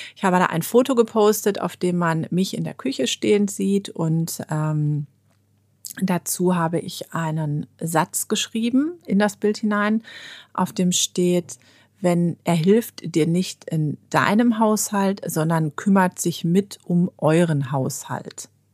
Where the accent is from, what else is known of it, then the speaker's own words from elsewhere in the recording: Germany; bei uns in Deutschland